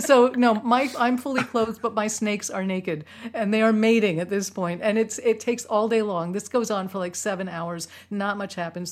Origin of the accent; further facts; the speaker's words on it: New York City, New York, United States; moved away; I'm from New York City. We, we weren't big into reptiles in, in Manhattan